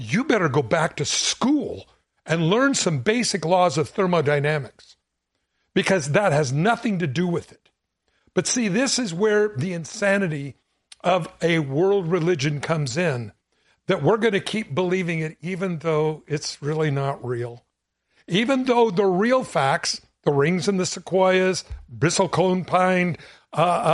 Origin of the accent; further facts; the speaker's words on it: Southern California, United States; I grew up in Southern California